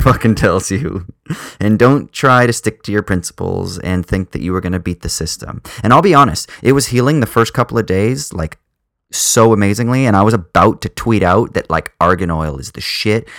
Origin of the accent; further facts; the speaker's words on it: Southern California, United States; I grew up in Southern California, quite conservative